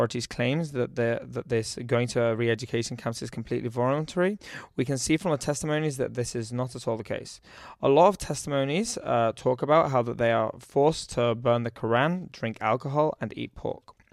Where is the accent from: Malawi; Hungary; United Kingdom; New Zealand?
United Kingdom; moved away as an adult; also born or lived in Shenzhen, China; I'm from the United Kingdom.